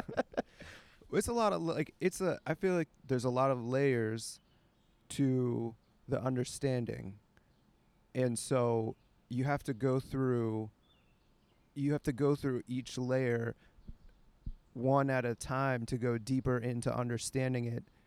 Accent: Pittsburgh, Pennsylvania, United States; I'm from Pittsburgh

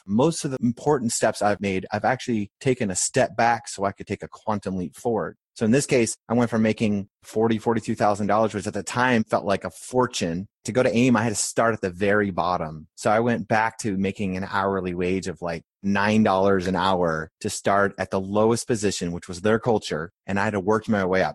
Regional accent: rural Maine, United States; moved away as an adult; also born or lived in Philadelphia, Pennsylvania / Clearwater, Florida; I was born in Philadelphia where my grandfather was a chef, and my parents then moved to Maine, so from seven to seventeen, I grew up in rural Maine

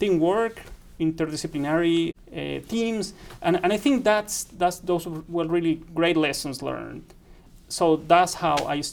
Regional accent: Caribbean region of Colombia, Colombia; moved away as an adult; also born or lived in Reading, England; now in West Lafayette, United States; I went from the Caribbean part of Colombia, you know, working in a coal mine, to a city 20 minutes away from London

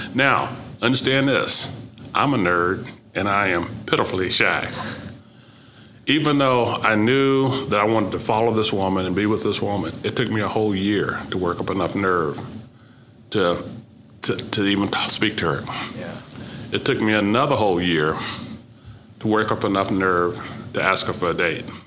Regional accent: Oklahoma, United States; moved away as an adult; my growing up in Oklahoma, even in segregation, had never caused me to not feel comfortable

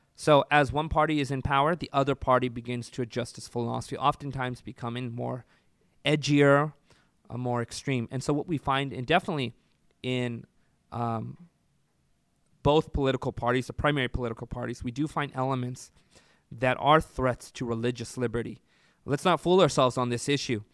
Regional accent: Orange County, California, United States; now in Central California, United States; I was, uh, born and raised in Orange County

